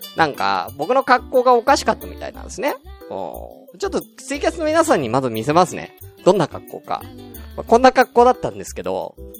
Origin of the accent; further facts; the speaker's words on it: Tokyo, Japan; moved away as an adult; 東京出身だから